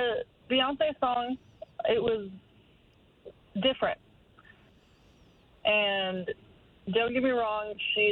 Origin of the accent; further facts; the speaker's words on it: Texas, United States; I'm from Texas